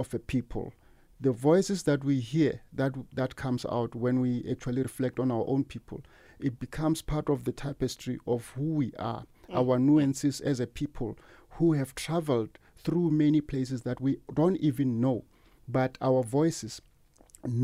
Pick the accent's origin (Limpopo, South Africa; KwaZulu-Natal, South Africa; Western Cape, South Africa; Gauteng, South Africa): Limpopo, South Africa; Sikurue village; moved away; I'm from Sikurue village